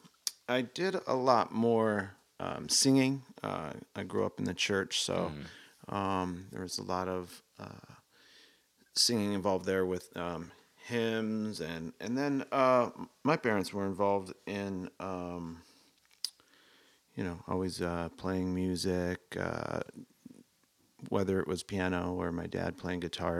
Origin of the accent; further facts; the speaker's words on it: Denver, Colorado, United States; I was born in Denver, Colorado